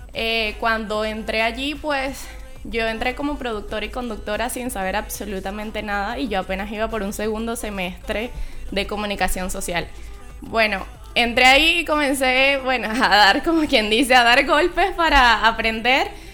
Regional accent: Maturín, Monagas, Venezuela; moved away as an adult; also born or lived in Maracay, Aragua, Venezuela; now in Chile; yo nací en Maracay, eh, me crié por allá como hasta los seis años más o menos y luego nos mudamos con mi familia a Maturín

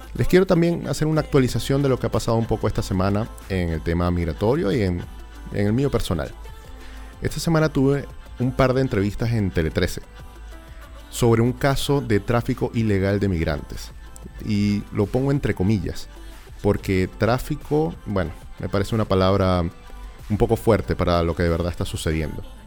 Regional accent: Venezuela; now in Chile; uno es venezolano

